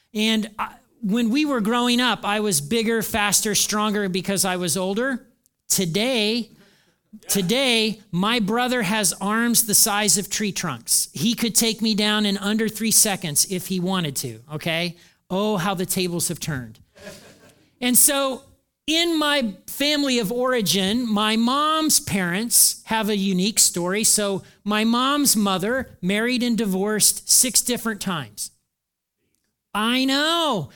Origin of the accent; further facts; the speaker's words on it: Hartford City, Indiana, United States; moved away; I grew up in Hartford City, Indiana in the nineteen seventies.